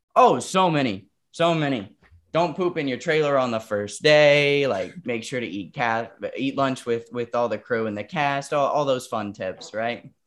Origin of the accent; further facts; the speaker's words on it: Wilmington, North Carolina, United States; moved away; also born or lived in New York; I was living in Wilmington, North Carolina at the time. That's where, like, my hometown, hometown is, right outside of Wilmington. And, um, we grew up in a very rural area